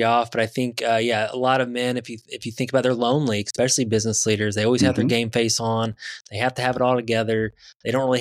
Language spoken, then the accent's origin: English; Midwest, Indiana, United States; I'm from Indiana Midwest